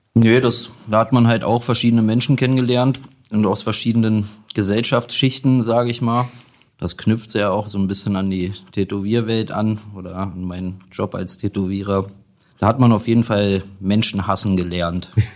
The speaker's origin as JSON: {"language": "German", "town": "Göttingen", "region": "Lower Saxony", "country": "Germany", "tie": "born or raised there", "also_born_or_lived": "Kassel", "moved": "yes", "said": "Ich bin gebürtig äh, aus Göttingen, aber ich habe fast 20 Jahre in Kassel gewohnt."}